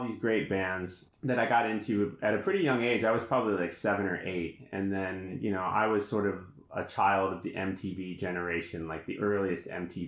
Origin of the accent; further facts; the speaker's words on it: Colorado, United States; now in Poland; I grew up in Colorado.